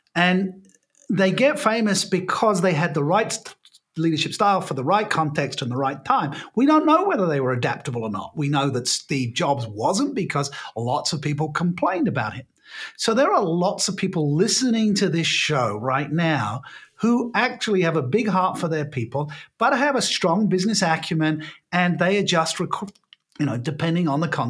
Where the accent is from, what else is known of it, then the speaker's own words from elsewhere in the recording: United Kingdom; I'm British by birth